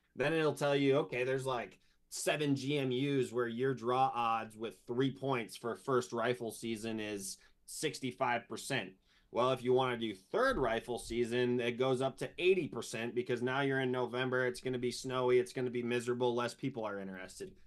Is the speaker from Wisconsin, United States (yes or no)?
yes; Wisconsin, United States; moved away as an adult; also born or lived in Ames, Iowa; I was from Wisconsin